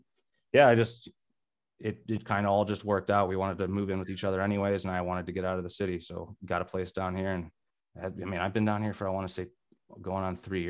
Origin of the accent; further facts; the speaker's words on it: Rockford, Illinois, United States; also born or lived in Milwaukee; now in Chicago, United States; Growing up in Rockford, I would always be driving to Milwaukee or Chicago.